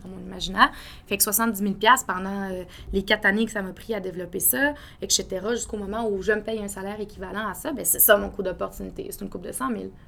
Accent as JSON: {"language": "French", "town": "Quebec City", "region": "Quebec", "country": "Canada", "tie": "born or raised there", "also_born_or_lived": "Toronto", "moved": "as an adult", "lives_now": "Montreal, Canada", "said": "j'ai grandi, euh, grandi à Québec avec mes parents"}